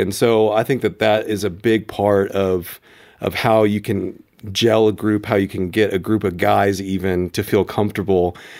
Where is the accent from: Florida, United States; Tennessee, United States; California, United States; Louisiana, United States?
Tennessee, United States; Memphis; now in Colorado Springs, United States; I grew up in Memphis